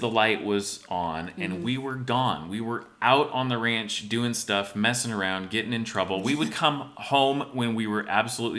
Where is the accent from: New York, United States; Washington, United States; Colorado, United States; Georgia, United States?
Washington, United States; Spokane; growing up in Spokane and spending summers down there in rural America